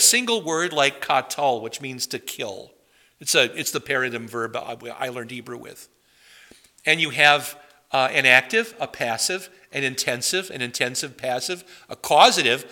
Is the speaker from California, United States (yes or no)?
no; Madison, Wisconsin, United States; I grew up near Madison, Wisconsin